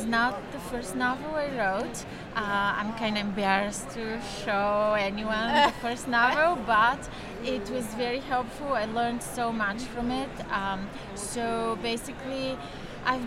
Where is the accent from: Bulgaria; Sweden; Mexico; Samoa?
Bulgaria; moved away as an adult; now in New York, United States; I'm originally from Bulgaria. I grew up there during communism, but I've been living in New York for the past, 24 years